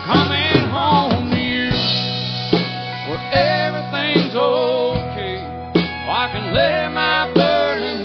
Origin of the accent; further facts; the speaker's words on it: New Mexico, United States; moved away as an adult; also born or lived in Tennessee; now in Nashville, United States; I'm from Tennessee, but I lived in New Mexico for most of my life. And I moved back to Nashville